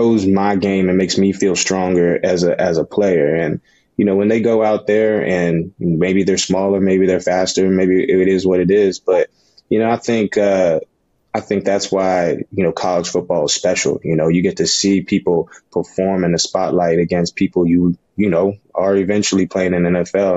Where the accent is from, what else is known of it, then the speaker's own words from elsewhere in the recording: the South, United States; moved away as an adult; growing up in the South